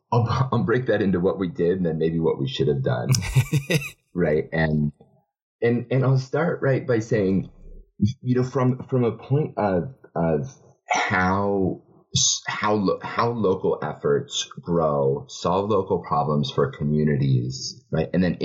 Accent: Kenya; my home country of Kenya

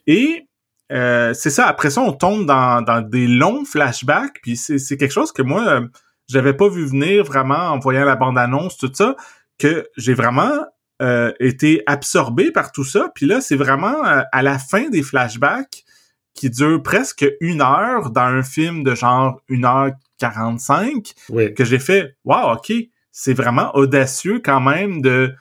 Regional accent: Trois-Rivières, South Shore of Montreal, Quebec, Canada; quand j'étais enfant, je vivais à Trois-Rivières, puis euh, mhm. ma famille, on a déménagé euh, dans, sur la rive sud de Montréal

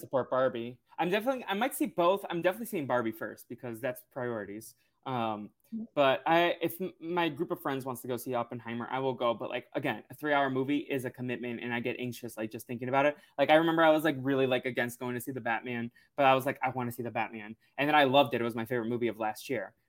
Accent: New England, United States; moved away; also born or lived in Los Angeles; I grew up in New England

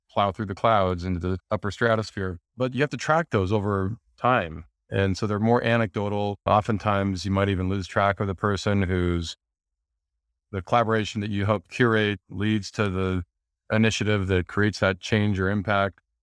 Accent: Montana, United States; moved away as an adult; also born or lived in Los Angeles; I grew up in Montana in the U S

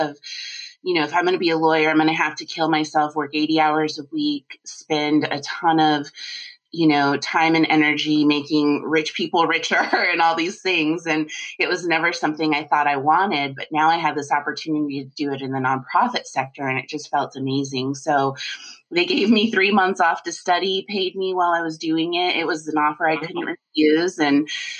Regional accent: Colorado, United States; I grew up in Colorado

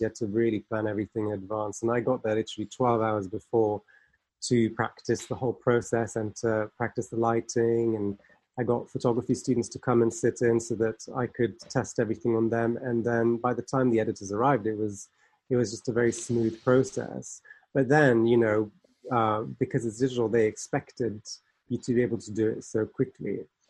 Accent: Geneva, Switzerland; moved away as an adult; now in United Kingdom; I'm actually from Geneva myself. So, you know, I grew up around all

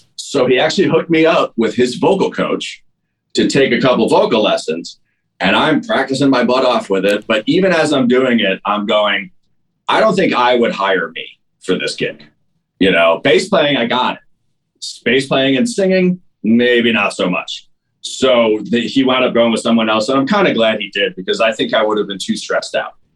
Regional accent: New York, United States; moved away as an adult; also born or lived in Chicago; now in Los Angeles, United States; I'm from New York

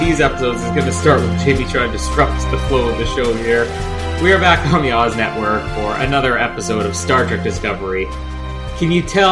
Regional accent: Canada; We're Canadian. We know French.

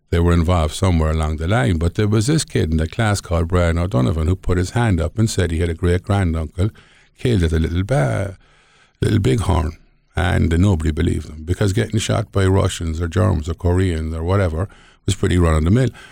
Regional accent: Ireland; moved away as an adult; now in Montana, United States; when I was a small boy growing up in Ireland

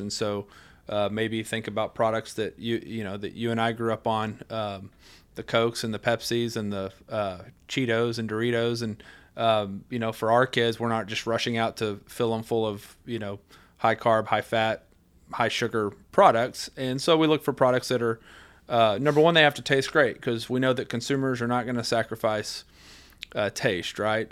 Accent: West Texas, United States; since I was a little bitty guy growing up in West Texas

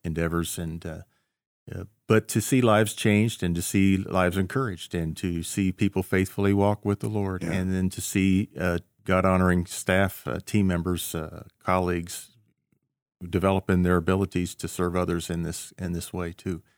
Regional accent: Cedarville, Ohio, United States; moved away as an adult; also born or lived in Tacoma, Washington; growing up in Cedarville, you know, we didn't move a lot. Uh, no. I, I, lived in the same house first twenty some years of my life

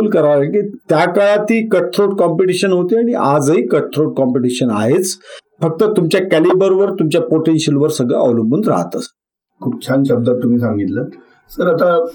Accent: Hingoli, Maharashtra, India; मी मूळचा राहणार हिंगोलीचा म्हणजे … सेनगाव हिंगोलीपासून एक चोवीस पंचवीस किलोमीटरवर तालुका आता तालुका आहे त्याच एक लहान गाव होतं पण माझा जन्म आणि शिक्षण म्हणजे पहिलीपासून ते पोस्ट ग्रॅज्युएशनपर्यंत शिक्षण हे हिंगोलीलाच झालेलं आहे

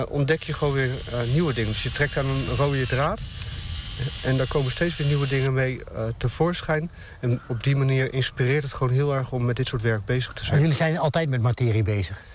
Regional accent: Harlingen, Friesland, Netherlands; we komen uit Harlingen, dus we zijn heel erg met de getijden daar bezig.

